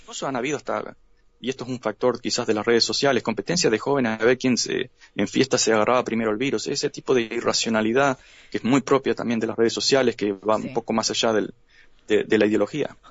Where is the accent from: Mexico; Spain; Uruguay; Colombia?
Uruguay; now in United States; somos uruguayos